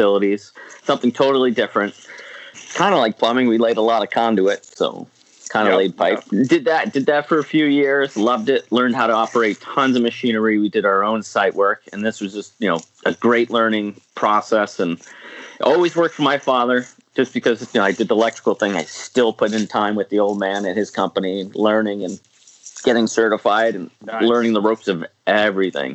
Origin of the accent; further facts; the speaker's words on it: Niagara Falls, New York, United States; I grew up in Niagara Falls, New York. Good old Niagara Falls. Born and raised